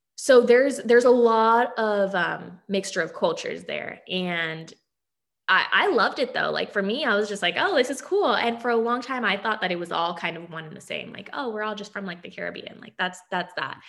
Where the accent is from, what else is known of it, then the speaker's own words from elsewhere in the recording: Aliso Viejo, California, United States; moved away as an adult; also born or lived in Tennessee / Dothan, Alabama / Los Angeles; now in Bakersfield, United States; growing up in Orange County I mean you see you see a little bit of everything but it's a predominantly white county